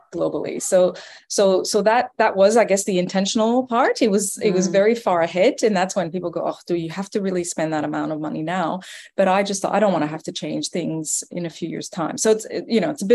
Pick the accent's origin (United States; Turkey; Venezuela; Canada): Canada; accent: French Canadian; moved away as an adult; now in Australia; as you may hear from my accent, I'm originally Canadian, French Canadian at that. And I actually moved here about 15 years ago.